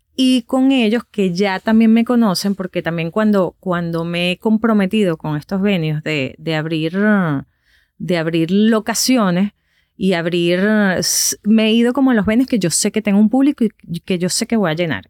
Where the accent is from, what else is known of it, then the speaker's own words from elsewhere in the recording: Valencia, Carabobo, Venezuela; moved away as an adult; also born or lived in Caracas; now in United States; yo soy de Valencia, de otra ciudad completamente a dos horas que queda de Caracas, pero yo no soy de Caracas. Yo no crecí con la radio de Caracas